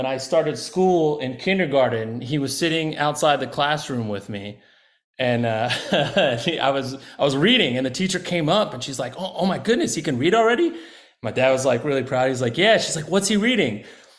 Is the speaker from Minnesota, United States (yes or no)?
no; Austin, Texas, United States; also born or lived in Washington / New York; I was born in Washington State. My dad was in the Army there, and that's where him and my mom met. And then I moved back and forth between New York and Texas for a bit until I was in junior high. That's when I moved to Austin.